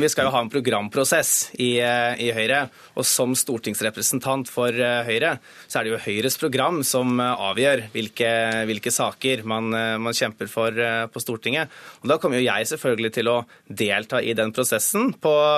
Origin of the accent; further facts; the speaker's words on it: Hedmark, Norway; hjemfylket mitt.